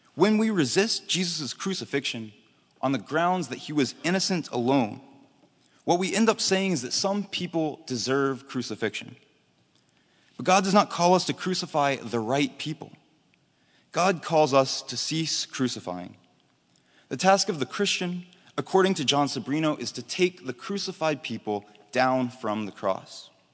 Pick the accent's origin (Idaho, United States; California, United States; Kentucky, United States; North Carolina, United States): North Carolina, United States; Charlotte; my hometown of Charlotte, North Carolina